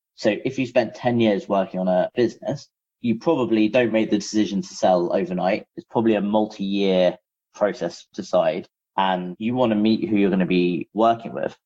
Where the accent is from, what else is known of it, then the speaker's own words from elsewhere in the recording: London, United Kingdom; moved away as an adult; now in San Francisco, United States; I'm actually originally from London, hence why our one of our offices is still in London